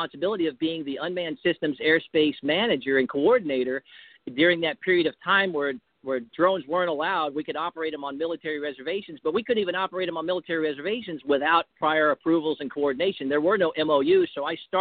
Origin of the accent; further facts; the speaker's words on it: United States; I'm an American first, and I love my country.